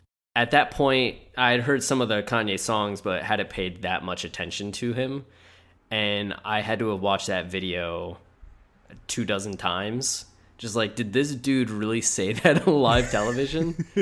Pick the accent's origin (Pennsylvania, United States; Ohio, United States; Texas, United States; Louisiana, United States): Ohio, United States; Yeah, I am sadly from Ohio.